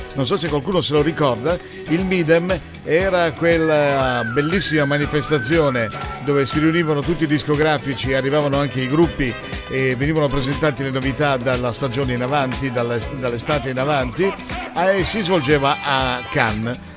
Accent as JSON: {"language": "Italian", "region": "Liguria", "country": "Italy", "said": "sono ligure. L'unica sfiga che ci può capitare in Liguria d'estate è avere il tempo brutto"}